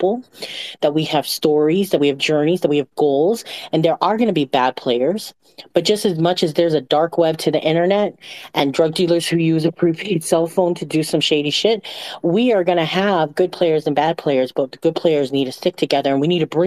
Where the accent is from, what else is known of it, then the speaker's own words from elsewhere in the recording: Micronesia; I grew up in Micronesia on an island that nobody knows the name of.